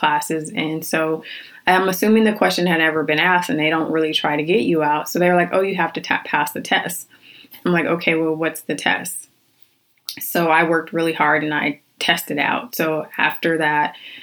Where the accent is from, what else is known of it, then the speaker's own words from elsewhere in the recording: Phoenix, Arizona, United States; I was born and raised in Phoenix, Arizona.